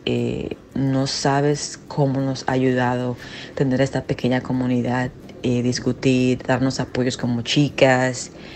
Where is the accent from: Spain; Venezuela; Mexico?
Venezuela; also born or lived in Dominican Republic; now in New York, United States; soy venezolana y pero resido en Estados Unidos, en Nueva York